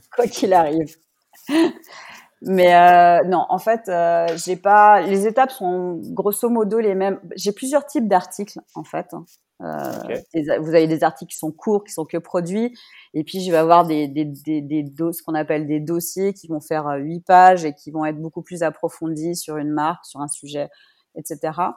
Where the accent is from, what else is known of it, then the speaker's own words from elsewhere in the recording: Paris, Île-de-France, France; moved away as an adult; also born or lived in Biel, Switzerland; now in Geneva, Switzerland; Je suis parisienne et je vis en Suisse depuis 16 ans, dont 13 euh, à Genève.